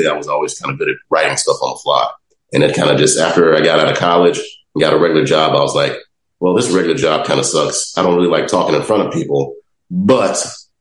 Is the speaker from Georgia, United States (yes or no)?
no; Chicago, Illinois, United States; also born or lived in Los Angeles; I grew up on South Side of Chicago